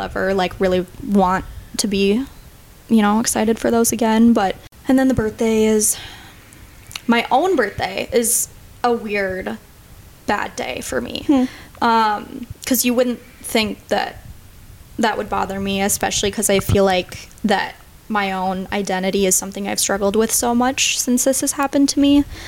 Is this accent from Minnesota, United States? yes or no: yes; St. Cloud, Minnesota, United States; I am 24. I grew up in St. Cloud, Minnesota, but I've been in the cities for about six years